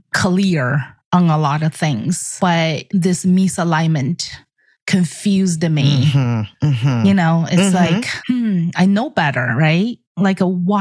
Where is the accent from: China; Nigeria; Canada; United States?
China; moved away; I grew up in the Chinese Air Force